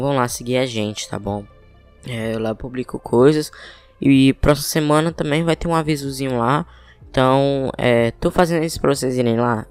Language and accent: Portuguese; Teresina, Piauí, Brazil; eu sou de Teresina Piauí